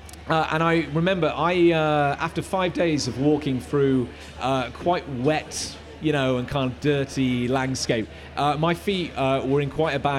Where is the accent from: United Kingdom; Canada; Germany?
United Kingdom; Gloucestershire, South West England; back home in Gloucestershire.